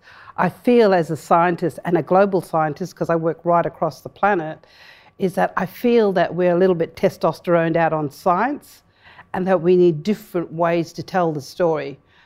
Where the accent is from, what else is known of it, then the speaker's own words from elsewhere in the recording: Western Australia, Australia; So in my language, I said, good day, I am a woman from the Fitzroy River, the Martuwarra.